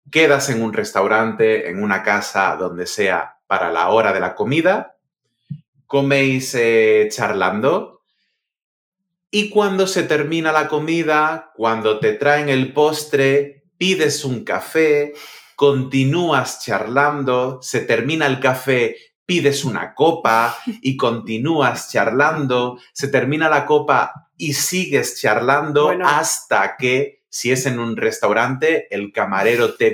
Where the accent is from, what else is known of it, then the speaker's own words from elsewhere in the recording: Cádiz, Andalusia, Spain; now in Madrid, Spain; A ver, yo eh, no soy de Madrid, tú eres de Madrid, yo soy de Cádiz, y cuando yo vine a Madrid, em, yo pensaba que aquí la gente llamaba almuerzo a la hora de la comida.